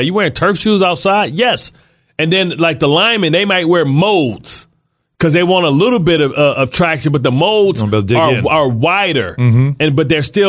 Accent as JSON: {"language": "English", "region": "Midwest", "country": "United States", "said": "It's tough because I'm from the Midwest. We don't use brick at all."}